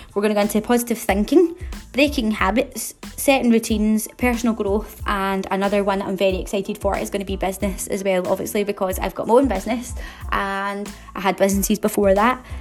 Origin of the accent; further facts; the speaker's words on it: Glasgow, Scotland, United Kingdom; in case you haven't been able to tell from my accent, I'm from Glasgow